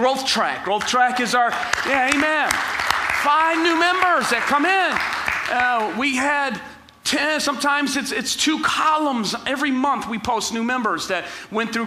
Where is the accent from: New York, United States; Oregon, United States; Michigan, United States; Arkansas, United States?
Michigan, United States; Ecorse; I grew up in Ecorse and in the inner city